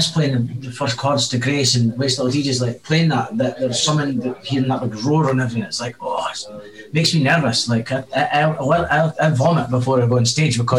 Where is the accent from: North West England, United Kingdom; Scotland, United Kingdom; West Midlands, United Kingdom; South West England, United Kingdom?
Scotland, United Kingdom; being Scottish